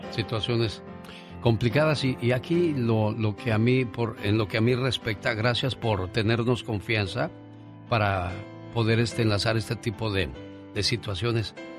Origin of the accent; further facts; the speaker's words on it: Nochistlán, Zacatecas, Mexico; moved away; un día salí de Nochistlán, Zacatecas, pero Nochistlán, Zacatecas nunca salió de mí